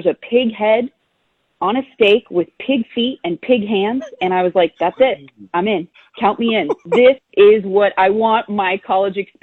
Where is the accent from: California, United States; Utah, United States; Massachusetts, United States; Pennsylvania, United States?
California, United States; moved away as an adult; also born or lived in North Carolina / San Antonio, Texas; now in Nashville, United States; I am from California originally, so I literally went from the West Coast to the East Coast just to play college softball.